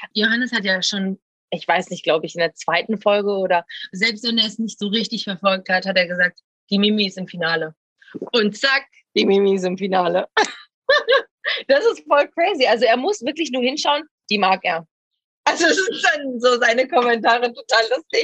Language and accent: German; Essen, North Rhine-Westphalia, Germany; moved away as an adult; now in Ibiza, Spain; dann wäre ich nie aus dieser Stadt gekommen, wo ich geboren bin